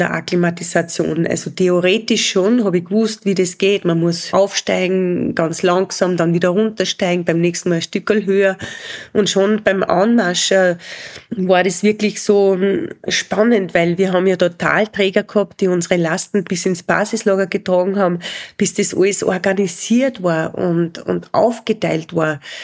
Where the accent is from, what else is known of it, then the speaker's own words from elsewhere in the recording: Spital am Pyhrn, Upper Austria, Austria; in Spital am Büren, da wo ich aufgewachsen bin.